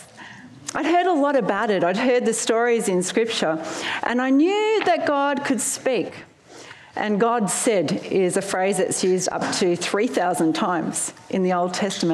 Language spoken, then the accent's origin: English; Melbourne, Victoria, Australia; moved away as an adult; also born or lived in Sydney; I moved from my hometown in Melbourne to Sydney